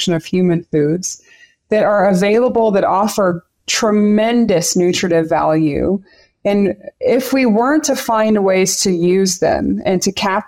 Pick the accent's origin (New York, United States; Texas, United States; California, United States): Texas, United States; Central; moved away as an adult; now in Colorado, United States; I grew up in Central Texas